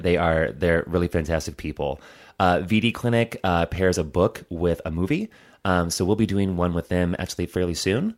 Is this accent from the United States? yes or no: yes; Hobart, Indiana, United States; I grew up in Hobart, Indiana